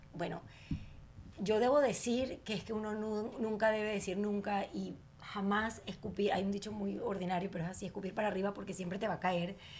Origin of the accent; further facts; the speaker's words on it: Venezuela; Yo como venezolana